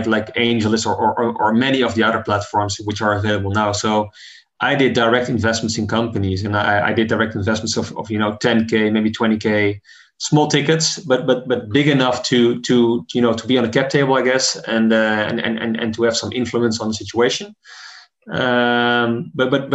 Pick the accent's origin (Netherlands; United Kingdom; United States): Netherlands; in my home country, the Netherlands